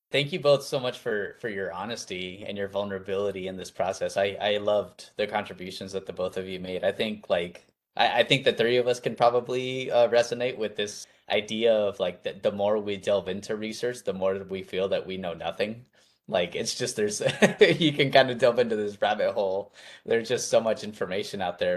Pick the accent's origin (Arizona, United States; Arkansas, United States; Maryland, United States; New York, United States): Arizona, United States; I'm from Arizona